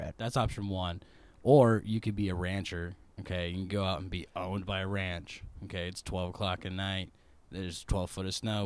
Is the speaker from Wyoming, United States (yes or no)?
yes; Wyoming, United States; moved away as an adult; also born or lived in Nebraska / South Carolina; now in Missouri, United States; So I was not born and raised in Wyoming. I was born in Nebraska and then I lived in Wyoming for a couple years, and then I was in like South Carolina for a couple more years, and then I finally like moved back to Wyoming. And that's where I stayed, and I was like eight.